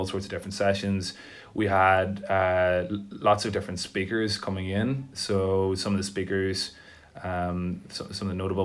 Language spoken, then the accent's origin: English; Tyrone, Northern Ireland, United Kingdom; also born or lived in Belfast; now in Dublin, Ireland; I'm from Tyrone, but I moved from Belfast. I think it's important to say that I'm from Tyrone